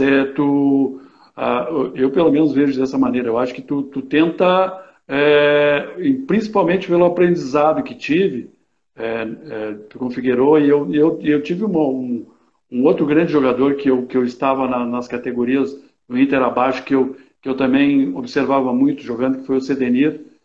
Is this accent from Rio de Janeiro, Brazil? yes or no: no; Caçapava do Sul, Rio Grande do Sul, Brazil; moved away; sou natural de Caçapava do Sul